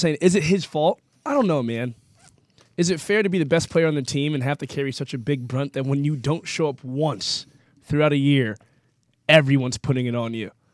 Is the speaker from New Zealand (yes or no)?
no; New Jersey, United States; also born or lived in Boston, United States; now in Los Angeles, United States; I grew up in South Jersey before I got to the Northeast